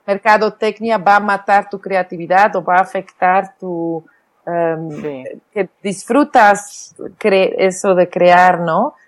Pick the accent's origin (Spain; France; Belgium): Belgium; Flanders; first language Flemish; Spanish is a second language; now in Oaxaca, Mexico; mi idioma natal es el flamenco